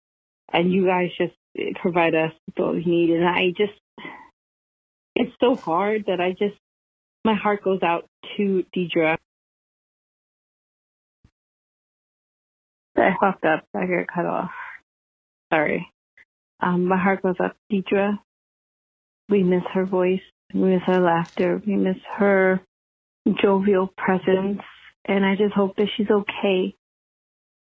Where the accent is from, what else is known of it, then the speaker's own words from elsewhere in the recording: New York City, New York, United States; also born or lived in Westchester County, New York; I'm a New Yorker, like, through and through. But, like, I'm not as hood as the neighborhood that I come from, Harlem